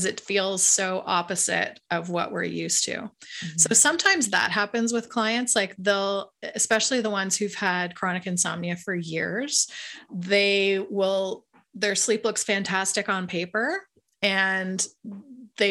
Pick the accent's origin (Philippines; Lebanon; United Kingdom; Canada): Canada; I'm Canadian